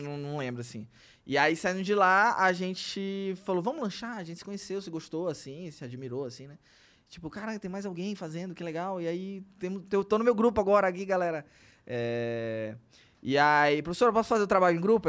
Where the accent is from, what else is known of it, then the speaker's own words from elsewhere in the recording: Belém, Pará, Brazil; a gente é de Belém